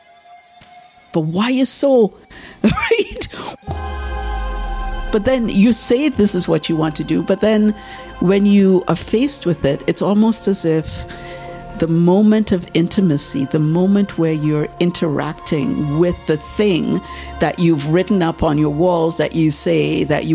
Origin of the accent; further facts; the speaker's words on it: Trinidad & Tobago; moved away as an adult; now in Toronto, Canada; I'm from Trinidad. And I started doing art in Trinidad